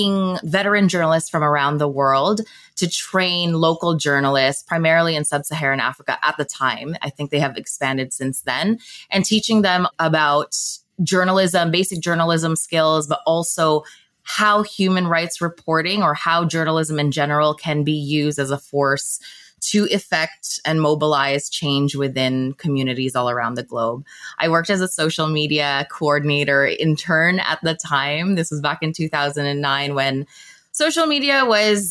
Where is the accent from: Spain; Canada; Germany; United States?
Canada; Toronto, Ontario; also born or lived in Manila, Philippines / Markham, Canada; I was born in Manila, Philippines, And I moved to Scarborough, Canada, which is a city just within the greater Toronto area. And I moved when I was just 4 years old